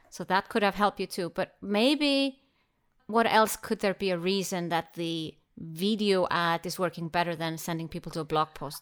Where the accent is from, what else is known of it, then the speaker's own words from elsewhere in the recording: Iceland; first language Icelandic; English is a second language; we are both from Iceland. And since I don't have many Icelandic clients, it's always a special treat to be able to switch into my own language from time to time